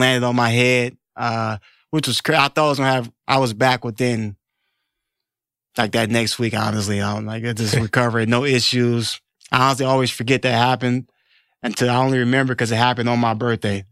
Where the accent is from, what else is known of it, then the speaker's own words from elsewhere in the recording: Detroit, Michigan, United States; I was a Detroit kid. I grew up in Detroit